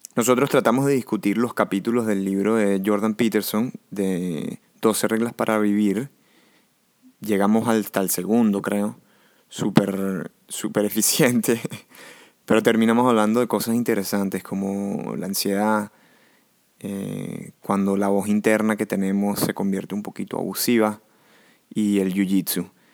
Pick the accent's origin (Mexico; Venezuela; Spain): Venezuela; moved away; tres amigos que nos criamos juntos en Venezuela, pero que ahora vivimos en distintas partes del mundo